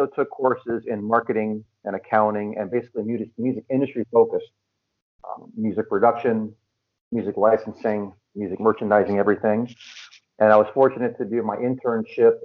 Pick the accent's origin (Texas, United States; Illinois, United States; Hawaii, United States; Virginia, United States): Virginia, United States; Fairfax County, Northern; moved away; also born or lived in Brooklyn, New York; I grew up in Northern Virginia in Fairfax County, just outside of Washington, D.C.